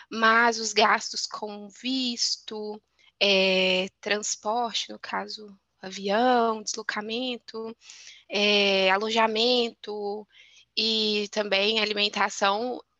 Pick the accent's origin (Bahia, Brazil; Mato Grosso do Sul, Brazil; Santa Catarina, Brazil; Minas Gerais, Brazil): Minas Gerais, Brazil; Belo Horizonte; moved away as an adult; now in Spain; eu sou de Belo Horizonte, capital mineira de Minas Gerais.